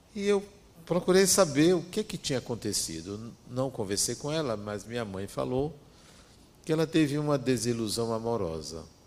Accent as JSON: {"language": "Portuguese", "region": "interior of Bahia", "country": "Brazil", "tie": "born or raised there", "said": "Vinha do interior da Bahia"}